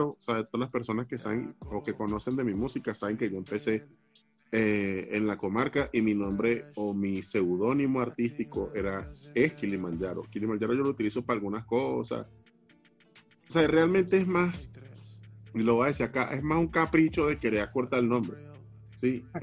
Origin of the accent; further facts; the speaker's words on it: Venezuela; moved away; yo creo que yo me encontré con Venezuela cuando me fui de Venezuela. Porque en Venezuela, realmente Venezuela no es Venezuela.